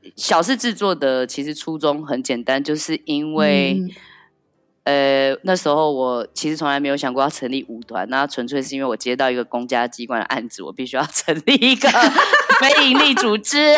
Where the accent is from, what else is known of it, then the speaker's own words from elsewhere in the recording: Taiwan; moved away as an adult; now in Paris, France; 我感觉到身为一个台湾人或是身为一个台湾艺术家在这里的处境